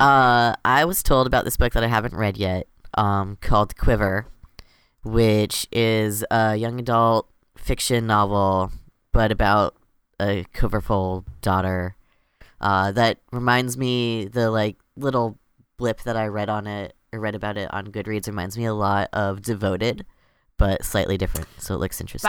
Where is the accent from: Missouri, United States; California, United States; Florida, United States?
Florida, United States; I grew up in Florida and, you know, in the U S